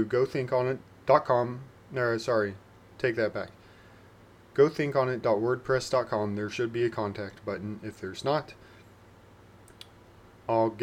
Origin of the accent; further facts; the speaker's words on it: Indiana, United States; my home state, Indiana